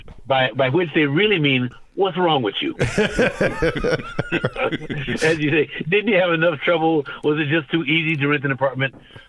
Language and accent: English; Pembroke, Illinois, United States; also born or lived in West Side; when I grew up in Pembroke, Illinois, and we went to a Mennonite church.